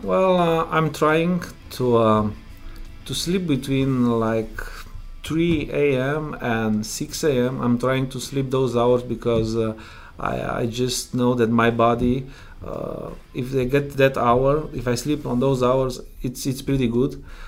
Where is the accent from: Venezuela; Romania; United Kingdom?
Romania; English is a second language; moved away as an adult; now in Prince Edward Island, Canada; I'm originally from Romania. I came uh, in Canada three, three years ago